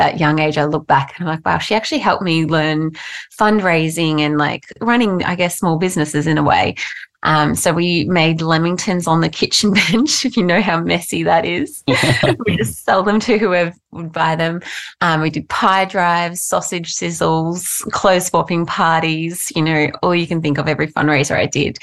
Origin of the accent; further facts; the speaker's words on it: Mackay, Queensland, Australia; I grew up in North Queensland, actually, in Mackay